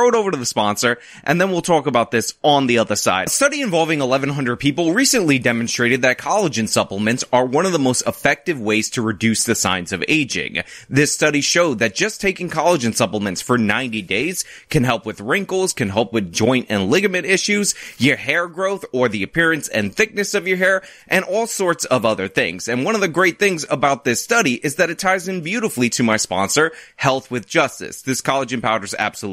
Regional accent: New York City, New York, United States; I am a New Yorker

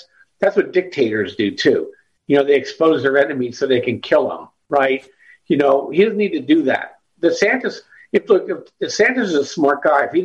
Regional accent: Pennsylvania, United States; I'm from Pennsylvania

